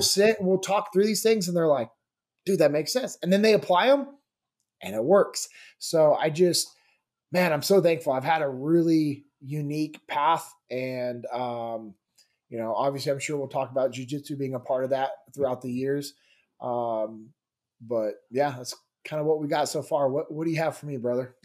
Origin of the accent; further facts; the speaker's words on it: Sacramento, California, United States; moved away as an adult; also born or lived in Mississippi / Memphis; I grew up in Sacramento, California